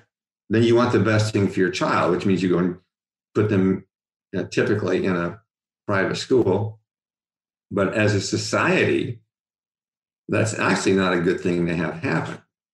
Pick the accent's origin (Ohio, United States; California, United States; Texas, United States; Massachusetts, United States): Ohio, United States; Cincinnati; and it's not true when I grew up in Cincinnati.